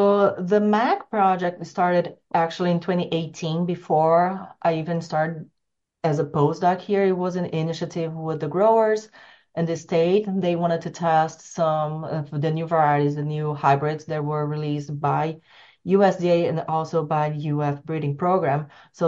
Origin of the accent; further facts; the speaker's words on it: São Paulo, Brazil; English is a second language; My hometown's surrounded by sugar cane, fun enough.